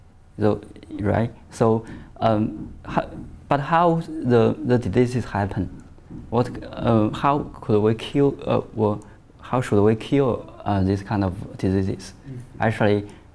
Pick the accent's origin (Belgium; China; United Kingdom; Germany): China; Shandong; moved away; also born or lived in Shaanxi, China; I was born in Shandong province at China, in the middle east of China.